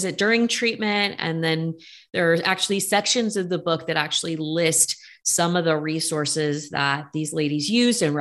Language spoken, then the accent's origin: English; Bay Area, California, United States; I'm from the Bay Area